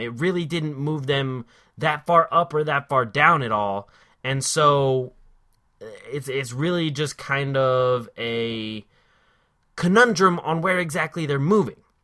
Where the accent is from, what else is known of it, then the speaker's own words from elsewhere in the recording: Philadelphia, Pennsylvania, United States; I am from the Philly area